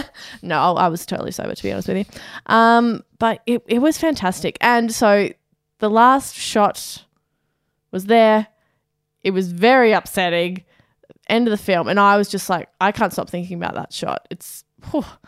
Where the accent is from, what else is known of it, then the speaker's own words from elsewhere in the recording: Australia; We are Australian.